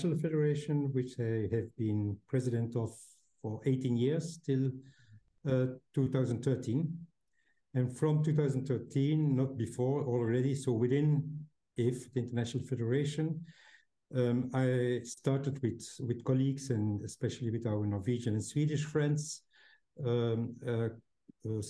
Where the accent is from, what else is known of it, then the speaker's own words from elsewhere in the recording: Belgium; home is Belgium, in Europe